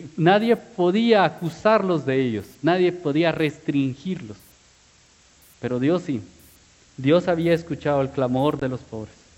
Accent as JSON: {"language": "Spanish", "country": "Guatemala", "said": "como buen chapín"}